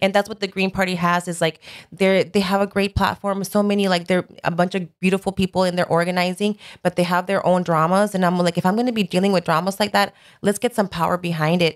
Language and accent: English; Los Angeles, California, United States; Born and raised in Sun Valley